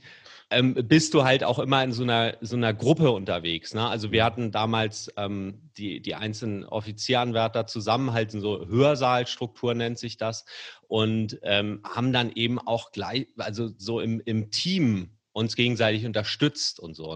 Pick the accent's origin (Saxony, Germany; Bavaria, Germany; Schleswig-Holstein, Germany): Schleswig-Holstein, Germany; Kiel; moved away as an adult; now in Hamburg, Germany; ich komme übrigens aus Kiel gebürtig, uh. aber ich wohne schon seit 20 Jahren ja. fast durchgängig in Hamburg